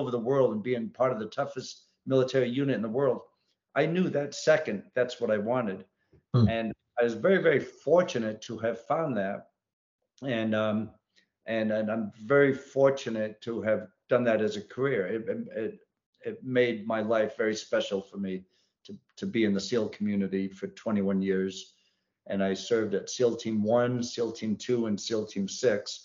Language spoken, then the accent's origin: English; New England, United States; now in Virginia, United States; I grew up in New England and I lived all throughout New England.